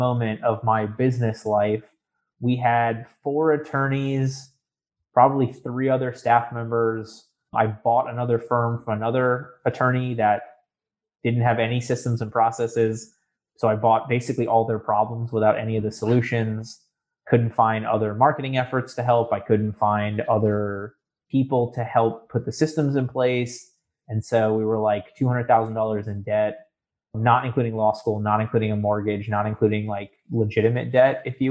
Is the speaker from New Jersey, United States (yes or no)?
no; South Florida, United States; moved away as an adult; now in Orlando, United States; I grew up in South Florida. I came up to Orlando to go to the University of Central Florida